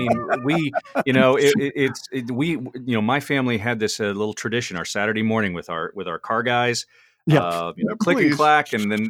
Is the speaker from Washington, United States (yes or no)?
no; Houston, Texas, United States; Growing up in Houston as a kid